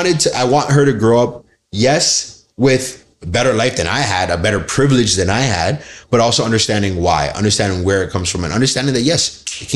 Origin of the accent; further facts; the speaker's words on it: Nigeria; Because being Nigerian, respect is number one.